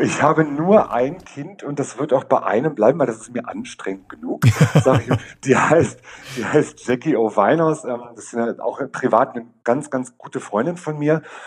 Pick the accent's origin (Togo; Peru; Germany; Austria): Germany; Berlin; Ich komme aus Berlin, bin seit 15 Jahren in der Drag-Szene unterwegs